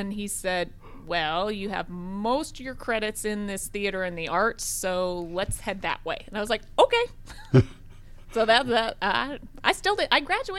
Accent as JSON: {"language": "English", "town": "Cheyenne", "region": "Wyoming", "country": "United States", "tie": "born or raised there", "also_born_or_lived": "Georgia", "moved": "yes", "lives_now": "Gwinnett County, Georgia, United States", "said": "I was raised in Cheyenne, one of two girls. Both my parents were educators."}